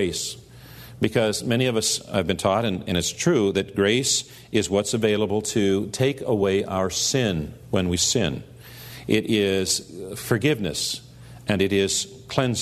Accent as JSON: {"language": "English", "country": "United States", "said": "here as American Christians"}